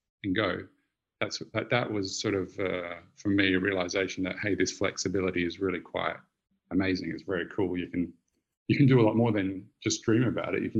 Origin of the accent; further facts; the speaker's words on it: Australia; moved away; I'm Australian